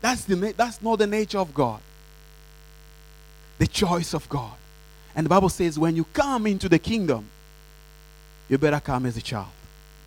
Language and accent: English; DR Congo; English is a second language; I tell Jesus, you know, primarily, I'm from Congo. And me as a Congolese, this is my standard.